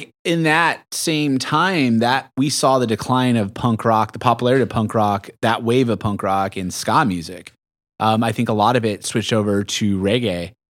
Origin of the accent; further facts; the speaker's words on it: San Diego, California, United States; I grew up in, in, right by Soma and Bay Park.